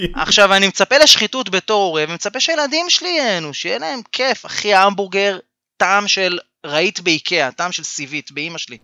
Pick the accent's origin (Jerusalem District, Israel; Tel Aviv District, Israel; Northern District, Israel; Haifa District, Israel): Tel Aviv District, Israel; Tel Aviv; moved away; בעיר מולדתי, תל אביב.